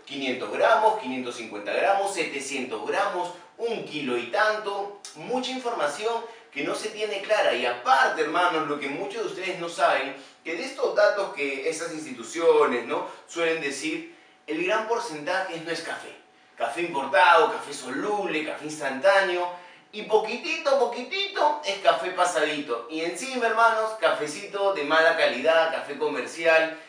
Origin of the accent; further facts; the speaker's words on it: Peru; como somos los peruanos recontrapositivos